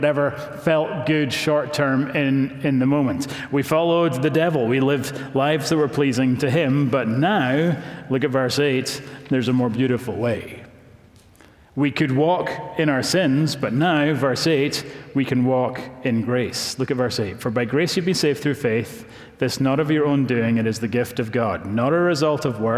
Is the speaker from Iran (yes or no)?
no; Scotland, United Kingdom; now in Knoxville, United States; I'm from Scotland